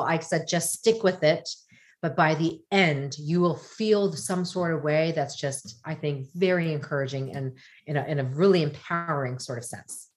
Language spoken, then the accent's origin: English; United States; I'm Korean American, did not like being Korean American. I wanted to be American.